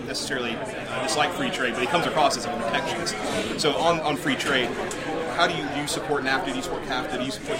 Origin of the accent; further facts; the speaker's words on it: Georgia, United States; He's from my home state of Georgia.